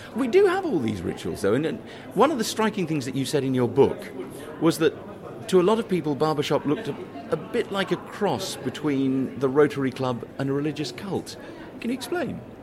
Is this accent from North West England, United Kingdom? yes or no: no; London, United Kingdom; I'm a Londoner